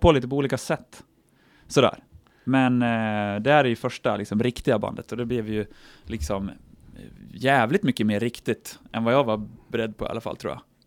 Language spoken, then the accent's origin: Swedish; Horndal, Dalarna County, Sweden; från byn och Hornå där vi kommer ifrån